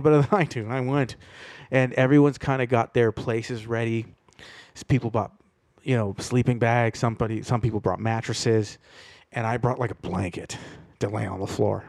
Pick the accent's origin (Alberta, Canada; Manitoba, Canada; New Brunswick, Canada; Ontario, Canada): Ontario, Canada; Toronto; I grew up in Toronto